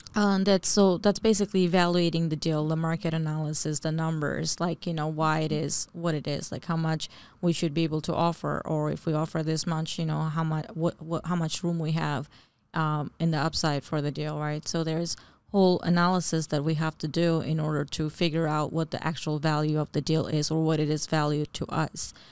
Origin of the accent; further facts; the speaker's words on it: New Jersey, United States; also born or lived in Bangladesh; I was born in Bangladesh and uh, but grew up pretty much most of my life really in New Jersey